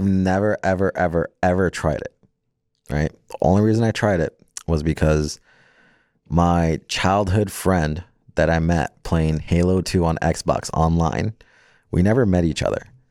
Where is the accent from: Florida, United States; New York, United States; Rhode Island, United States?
Florida, United States; also born or lived in Jersey City, New Jersey / San Antonio, Texas / California; now in Las Vegas, United States; raised down in Florida